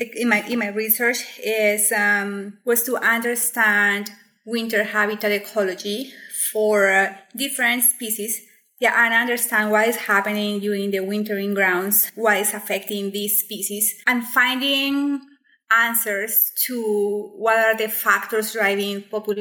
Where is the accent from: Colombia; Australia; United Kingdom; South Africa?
Colombia; Colombian coffee region; now in White Rock, Canada; So I grew up in the Colombian coffee region and my grandfather was a coffee farmer.